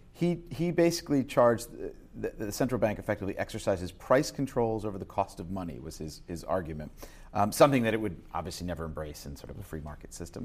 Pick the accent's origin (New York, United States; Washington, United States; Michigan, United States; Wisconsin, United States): New York, United States; being a New Yorker